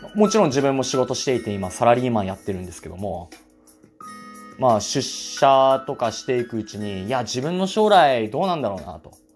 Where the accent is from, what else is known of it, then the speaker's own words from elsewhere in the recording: Asahikawa, Hokkaido, Japan; 出身がですね、えっと、北海道の旭川市ですね。ずっとまあ旭川市に住んでるんですけども